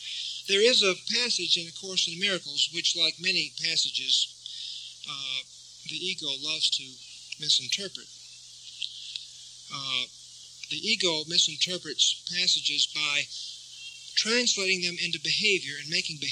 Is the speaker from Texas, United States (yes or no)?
yes; Texas, United States; now in Santa Fe, United States; I grew up in Texas and we had rattlesnakes all over the place